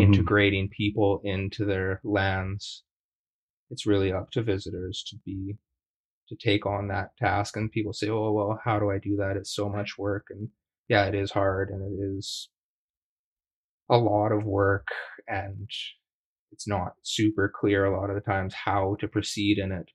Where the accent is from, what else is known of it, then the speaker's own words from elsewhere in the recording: Treaty 7 territory, Alberta, Canada; now in Victoria, Canada; I'm a prairie Métis. I grew up in Treaty 7 territory in Alberta